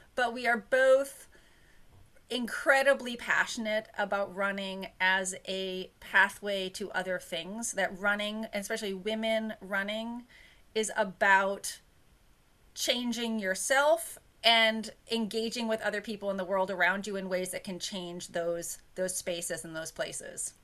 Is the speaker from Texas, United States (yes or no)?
no; New Hampshire, United States; I grew up in New Hampshire